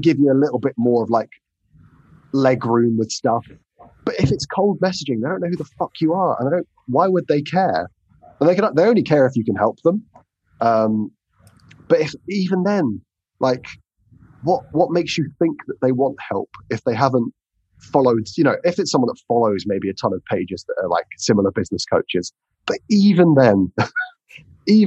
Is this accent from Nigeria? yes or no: no; England, United Kingdom; I'm English